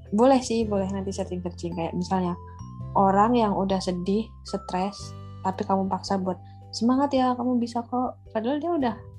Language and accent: Indonesian; Central Java, Indonesia; aku dari Jawa Tengah